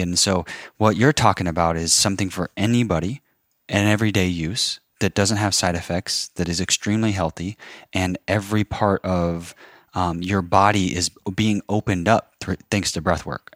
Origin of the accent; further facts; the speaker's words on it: Kansas, United States; also born or lived in Phoenix, Arizona; born in Phoenix, Arizona. Um, have plenty of family there, but then my dad, after my mom died, moved us, my brother and I, to Kansas and grew up on a forty-acre farm